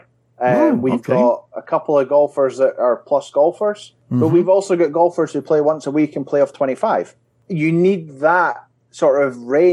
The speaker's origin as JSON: {"language": "English", "region": "Scotland", "country": "United Kingdom", "said": "As your listeners will probably hear, I'm from Scotland"}